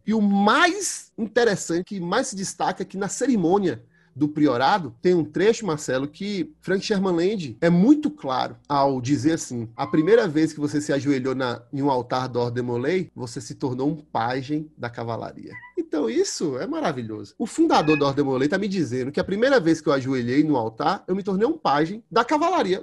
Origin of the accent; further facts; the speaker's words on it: Brumado, Bahia, Brazil; sou do interior da Bahia, sou de Brumado, interior da Bahia